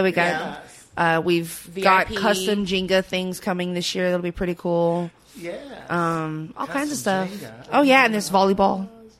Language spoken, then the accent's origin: English; Los Angeles, California, United States; now in Memphis, United States; Los Angeles, baby.